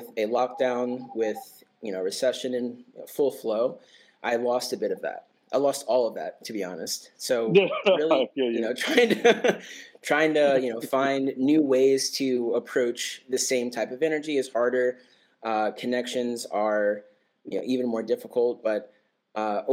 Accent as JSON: {"language": "English", "region": "Ohio", "country": "United States", "moved": "yes", "lives_now": "New York, United States", "said": "I'm originally from Ohio, but I've been in New York for over 10 years now"}